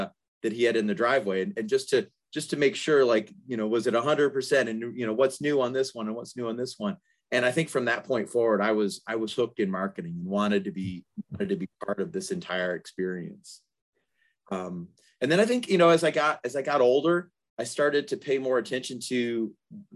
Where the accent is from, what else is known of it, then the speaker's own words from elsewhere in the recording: Detroit, Michigan, United States; moved away as an adult; now in Atlanta, United States; growing up in the Detroit area